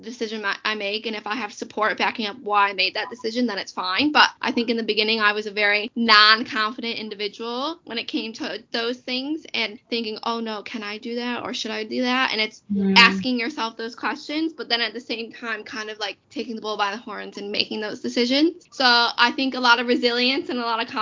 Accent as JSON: {"language": "English", "country": "United States", "moved": "yes", "lives_now": "United Kingdom", "said": "I am American. I didn't grow up here."}